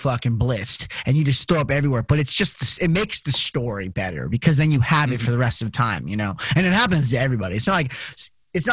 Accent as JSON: {"language": "English", "town": "Las Vegas", "region": "Nevada", "country": "United States", "tie": "born or raised there", "said": "Growing up in Las Vegas"}